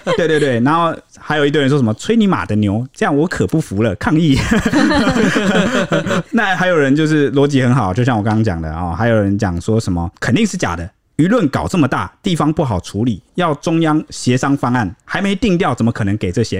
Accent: Taiwan; 我们台湾这边方面的人

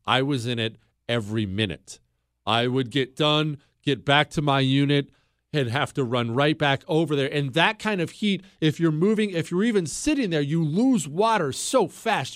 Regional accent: Bozeman, Montana, United States; I grew up in Bozeman, Montana. Uh, we moved there when I was 10 years old

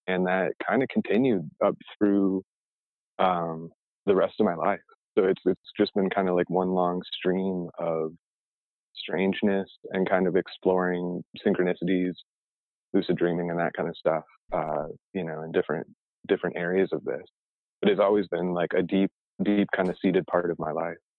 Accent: Arizona, United States; also born or lived in Oak Park, Illinois (near Chicago); when we moved from Chicago, we moved to Arizona

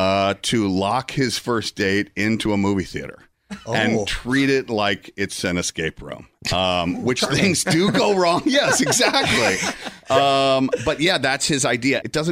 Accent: Atlanta, Georgia, United States; Atlanta, Georgia, yeah.

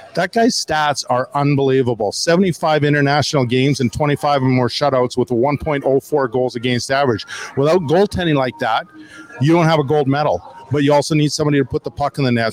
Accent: Swift Current, Saskatchewan, Canada; I was born in Swift Current

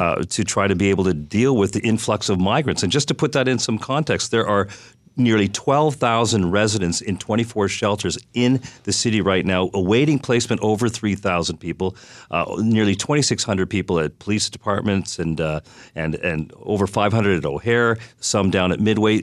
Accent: Canada; now in Chicago, United States; I'm Canadian

